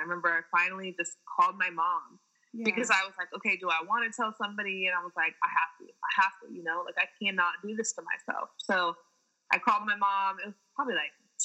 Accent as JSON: {"language": "English", "town": "San Diego", "region": "California", "country": "United States", "tie": "born or raised there", "said": "San Diego State, you know, D1 in my hometown"}